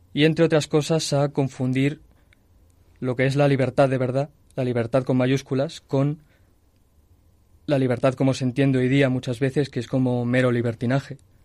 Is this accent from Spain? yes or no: yes; Toledo, Castilla-La Mancha, Spain; moved away as an adult; now in Madrid, Spain; soy de Toledo, pero desde hace cinco años eh, estoy viviendo en Madrid